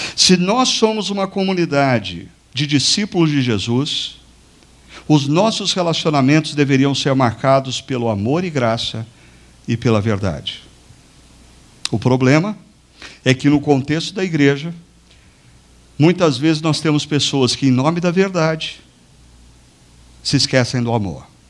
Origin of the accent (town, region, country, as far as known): Brazil